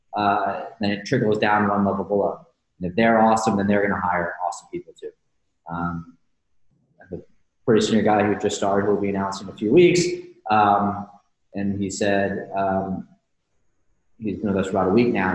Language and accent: English; Houston, Texas, United States; now in New York, United States; I grew up in Houston.